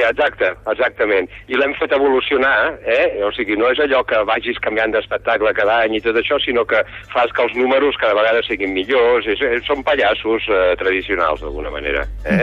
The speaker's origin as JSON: {"language": "Catalan", "region": "Catalonia", "country": "Spain", "said": "jo sóc català"}